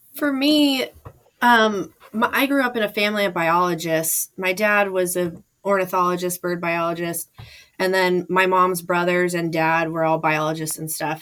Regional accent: Anchorage, Alaska, United States; also born or lived in Fairbanks, Alaska; I was born in Fairbanks, Alaska, and grew up in Anchorage

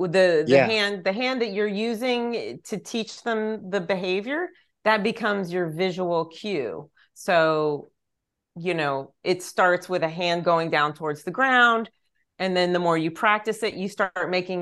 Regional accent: East Texas, United States; now in Pasadena, United States; I grew up in East Texas

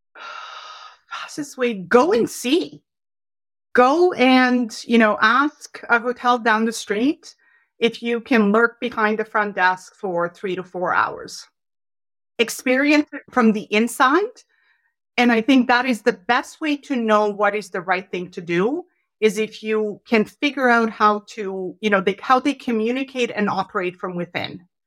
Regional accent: Canada; as proud Canadians

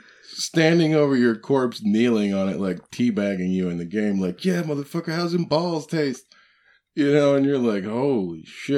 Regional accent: Illinois, United States; Like, I'm from Illinois.

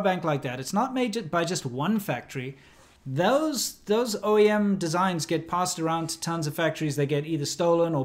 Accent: South Africa; moved away; also born or lived in China; I grew up in South Africa, we had sanctions.

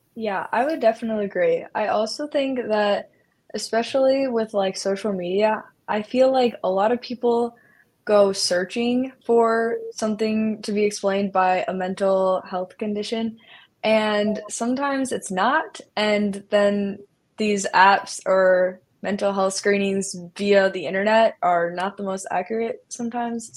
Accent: Iowa, United States; I'm from Iowa

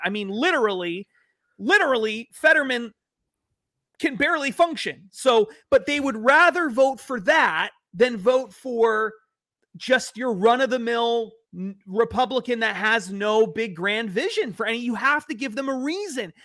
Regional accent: New England, United States; I'm from New England

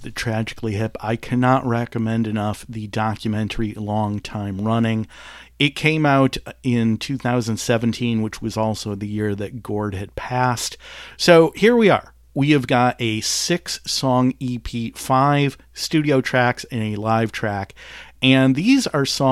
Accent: Detroit, Michigan, United States; growing up in Detroit, 20 minutes away from the Canadian border

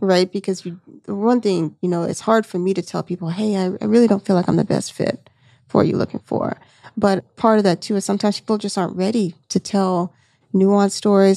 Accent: Seale, Alabama, United States; moved away; I'm originally from Alabama, you know, where I went to high school, population four hundred people, you know what I'm saying, in Seal, Alabama.

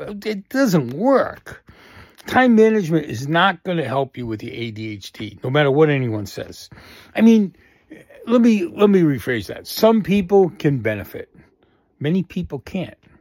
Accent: Boston, Massachusetts, United States; growing up in Boston and the areas we all kinda hung out in.

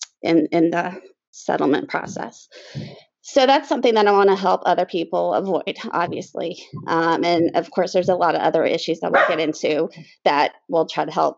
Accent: the Triangle, North Carolina, United States; So I was raised pretty much in the Triangle. I've lived here almost all my life, except for 2 years.

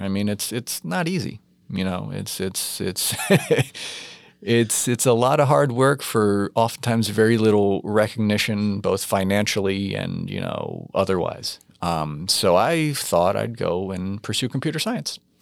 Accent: New York, United States; growing up in New York in the eighties

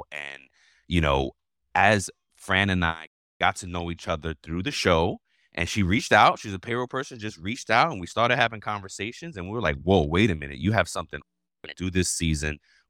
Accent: New York, United States; I'm from New York, come on.

